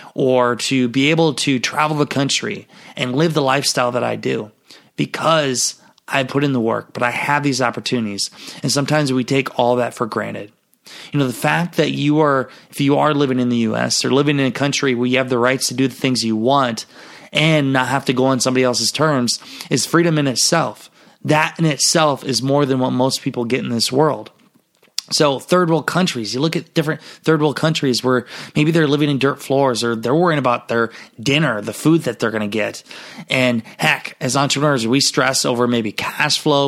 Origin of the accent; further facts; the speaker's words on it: Garnavillo, Iowa, United States; my hometown, Garnerville, Iowa